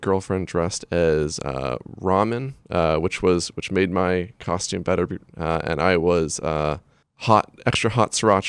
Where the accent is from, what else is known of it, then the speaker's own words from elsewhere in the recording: Hallowell, Maine, United States; Kind of near my hometown, I always love going to, just exploring some of the kind of woods near my hometown. In Hollowell, there's the Vaughn's Woods